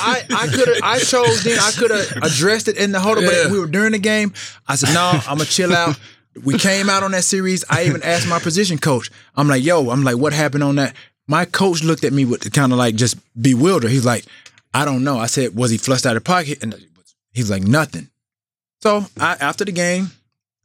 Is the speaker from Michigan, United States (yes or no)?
no; Alexander City, Alabama, United States; growing up in Alexander City, Alabama